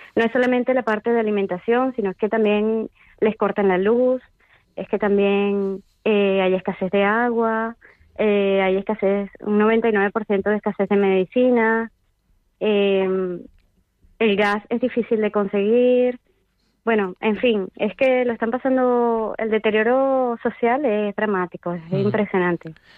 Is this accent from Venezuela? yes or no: yes; Vargas, Venezuela; moved away; en mi pueblo natal, que es además el Estado Vargas